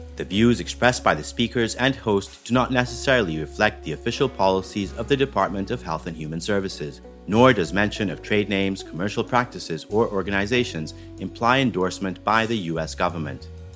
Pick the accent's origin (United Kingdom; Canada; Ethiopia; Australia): Ethiopia; now in United States; I'm from Ethiopia. I'm, I've immigrated here. So, I haven't grown up in this system